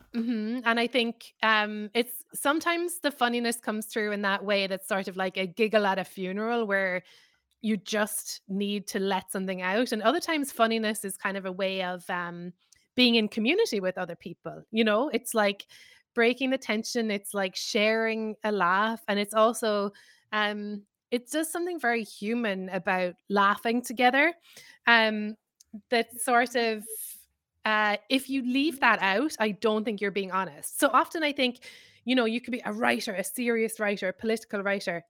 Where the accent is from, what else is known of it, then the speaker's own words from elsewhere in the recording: Ireland; moved away as an adult; now in New York, United States; I'm Irish.